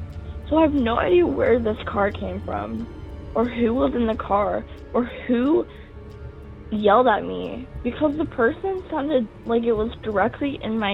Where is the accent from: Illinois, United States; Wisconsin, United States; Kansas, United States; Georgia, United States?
Kansas, United States; I'm 16 year old, and I'm from Kansas